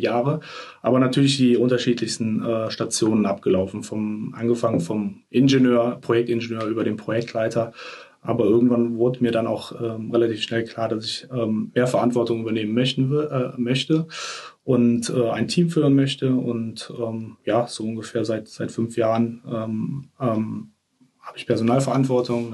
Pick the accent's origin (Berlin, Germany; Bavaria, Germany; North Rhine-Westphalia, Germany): North Rhine-Westphalia, Germany; Troisdorf; also born or lived in Bonn / Singapore; now in Cologne, Germany; Geboren äh, in einem Vorort von Köln, Troisdorf